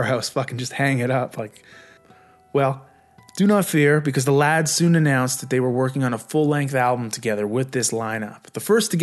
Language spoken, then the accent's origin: English; Vancouver, British Columbia, Canada; moved away as an adult; also born or lived in Nova Scotia; I was actually off to Nova Scotia from Vancouver, the same month that this concert rolled through my hometown.